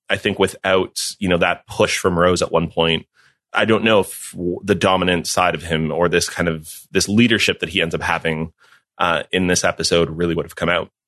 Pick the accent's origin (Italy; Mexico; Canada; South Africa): Mexico; moved away; I grew up in Mexico